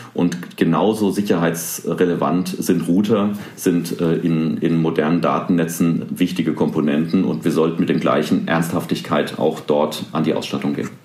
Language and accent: German; Rhineland-Palatinate, Germany; hier in Rheinland-Pfalz, wo ich herkomme